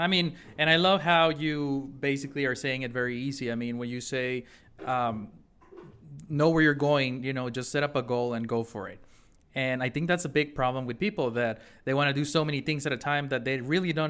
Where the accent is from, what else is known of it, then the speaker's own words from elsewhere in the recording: Mexico; now in United States; I'm from Mexico too